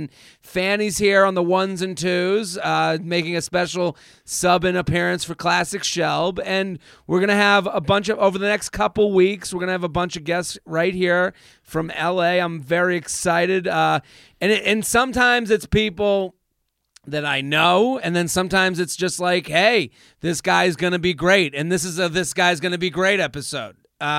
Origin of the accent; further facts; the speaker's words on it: Boston, Massachusetts, United States; I'm from Boston.